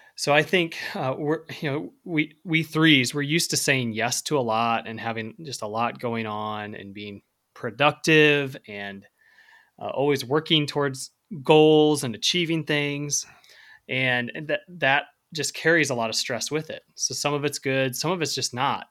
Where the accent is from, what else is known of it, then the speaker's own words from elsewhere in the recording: Central Illinois, United States; I grew up in Central Illinois